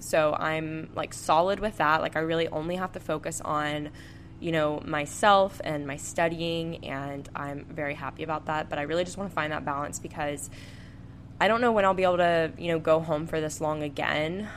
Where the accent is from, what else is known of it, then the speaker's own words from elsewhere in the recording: Panama City Beach, Florida, United States; moved away; I'm from Panama City Beach, Florida, so that's where I'm going home